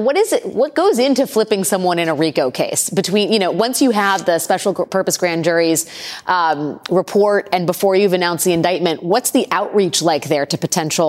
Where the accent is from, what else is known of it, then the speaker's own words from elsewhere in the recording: Washington, District of Columbia, United States; But I'm from Washington, D.C., not Ohio or Atlanta.